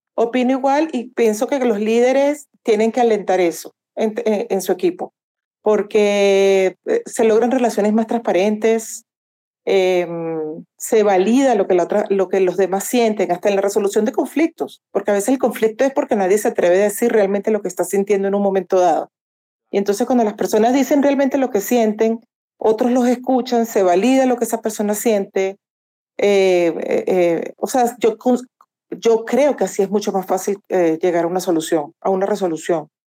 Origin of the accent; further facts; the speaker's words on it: Venezuela; moved away as an adult; now in Colombia; soy de Venezuela y mm, pues me mudé aquí a Colombia hace algunos años.